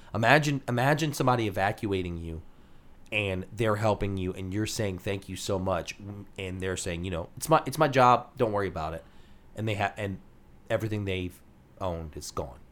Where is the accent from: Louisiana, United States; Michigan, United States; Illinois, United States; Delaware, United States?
Louisiana, United States; who we are here in Louisiana